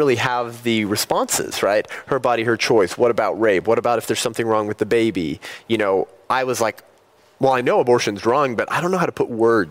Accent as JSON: {"language": "English", "town": "Whittier", "region": "California", "country": "United States", "tie": "born or raised there", "said": "I grew up in Whittier."}